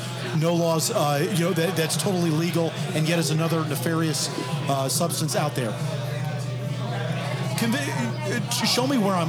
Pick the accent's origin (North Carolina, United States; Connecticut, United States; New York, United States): New York, United States; New York City; My problem as a city kid, as a New Yorker, is